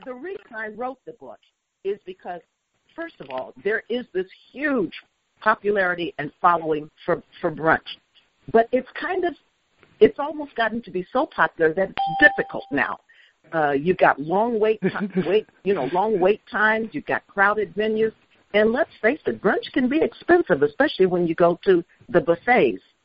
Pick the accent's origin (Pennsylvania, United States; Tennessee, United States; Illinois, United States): Illinois, United States; Chicago; also born or lived in Mississippi; now in Edgefield County, United States; I was born and raised in Chicago